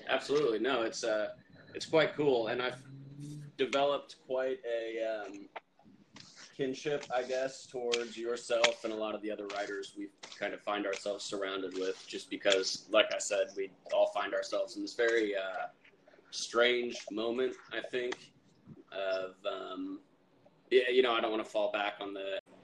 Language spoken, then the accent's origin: English; Indiana, United States; I'm a writer from Indiana